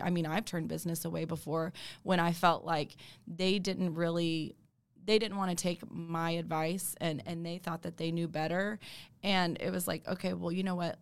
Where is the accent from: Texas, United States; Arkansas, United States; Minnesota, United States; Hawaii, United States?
Texas, United States; Dallas; also born or lived in Alabama; I'm born and raised in Dallas